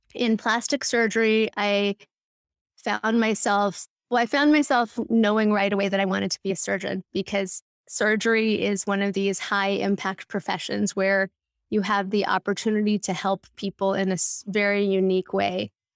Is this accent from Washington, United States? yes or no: no; Los Angeles, California, United States; now in New York City, United States; I grew up in L